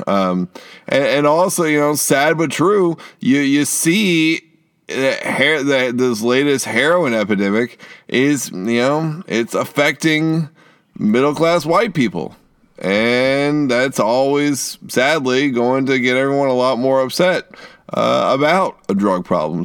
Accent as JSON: {"language": "English", "region": "Eastern Kentucky", "country": "United States", "said": "we're from East Kentucky."}